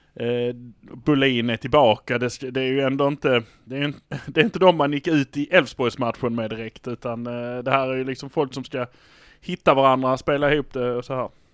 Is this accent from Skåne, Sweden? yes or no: yes; Malmö, Skåne, Sweden; vi är från Malmö